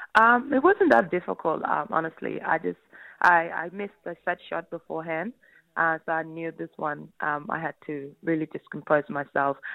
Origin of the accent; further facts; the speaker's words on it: the West, Western Australia, Australia; moved away as an adult; now in Victoria, Australia; I grew up obviously over in the West, a massive West Coast fan.